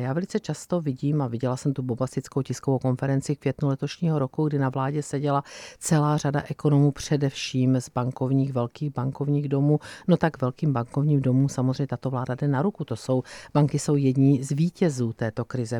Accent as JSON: {"language": "Czech", "town": "Brno", "region": "South Moravian Region", "country": "Czechia", "tie": "born or raised there", "said": "to je moje rodné město a je to kraj, za který jsem, můj milovaný kraj, za který jsem kandidovala"}